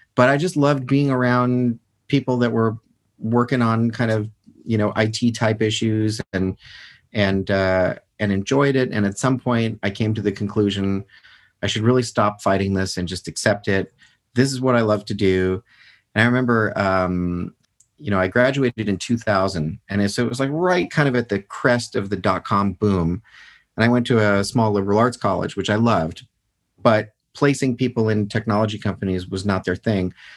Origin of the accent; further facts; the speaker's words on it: United States; I'm a citizen and I'm an American